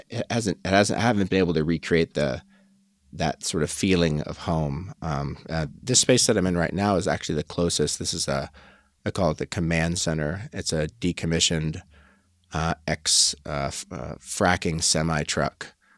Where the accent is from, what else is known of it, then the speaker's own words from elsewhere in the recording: Colorado, United States; moved away as an adult; I was born here in Colorado, where I currently live